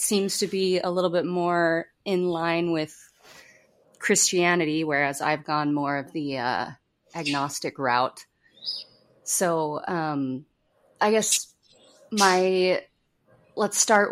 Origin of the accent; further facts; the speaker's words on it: Utah, United States; we're from Utah, which is the kind of the headquarters of Mormonism